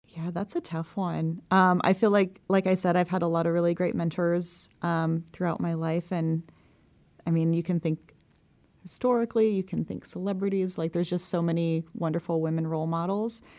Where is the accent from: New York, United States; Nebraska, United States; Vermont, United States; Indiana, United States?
Nebraska, United States; Omaha; I'm originally from Omaha